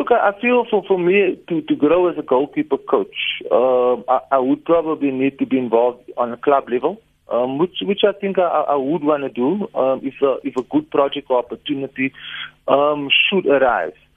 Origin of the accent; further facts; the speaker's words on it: South Africa; I'm South African